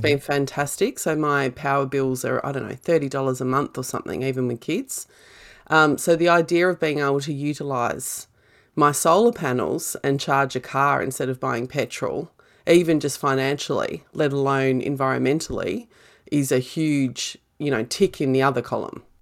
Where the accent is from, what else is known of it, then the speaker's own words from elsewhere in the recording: Australia; being Australian